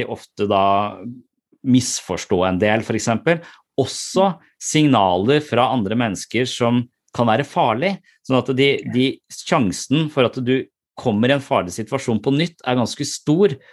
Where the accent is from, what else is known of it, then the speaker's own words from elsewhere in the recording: Eastern Norway, Norway; moved away; jobber på Sørlandet, men jeg er fra Østlandet